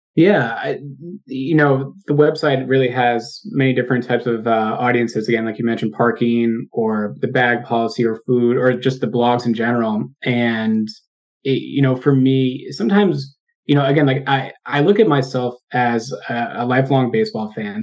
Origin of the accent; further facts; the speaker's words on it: Worcester, Massachusetts, United States; moved away; also born or lived in New York / Boston; I was born in New York, and I grew up in um, uh, the Worcester area of Massachusetts